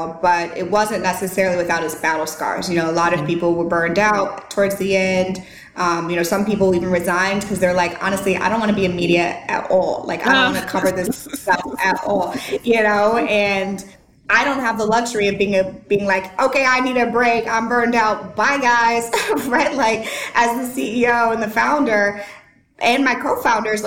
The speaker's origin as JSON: {"language": "English", "town": "St. Louis", "region": "Missouri", "country": "United States", "tie": "born or raised there", "moved": "as an adult", "lives_now": "Nashville, United States"}